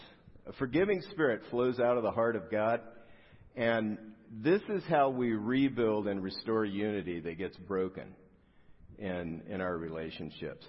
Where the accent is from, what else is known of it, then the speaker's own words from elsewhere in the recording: South Gate, California, United States; I grew up in Southgate, which isn't far from here. It's down the 710 freeway